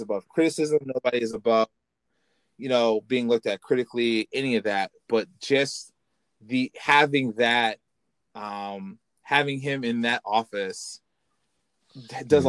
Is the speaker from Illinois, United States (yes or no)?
yes; Illinois, United States; I'm from Illinois